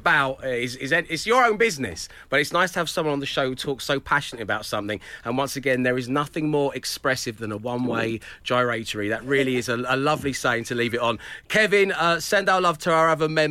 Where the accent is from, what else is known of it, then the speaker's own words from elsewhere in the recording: London, United Kingdom; I was born and raised in Cholton, which is technically Blackheath Slopes